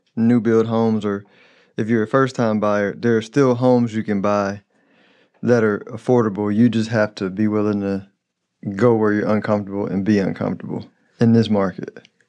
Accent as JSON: {"language": "English", "town": "Houston", "region": "Texas", "country": "United States", "tie": "born or raised there", "said": "I'm from Houston, but I, and I grew up in Southwest"}